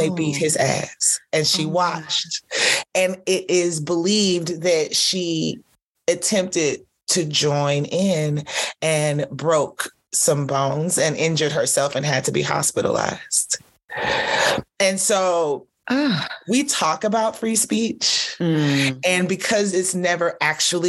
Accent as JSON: {"language": "English", "town": "Atlanta", "region": "Georgia", "country": "United States", "tie": "born or raised there", "also_born_or_lived": "Nigeria / Canada"}